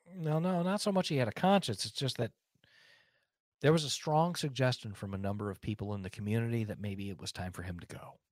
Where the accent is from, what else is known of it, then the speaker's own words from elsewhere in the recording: United States; I'm an American and I'm a free person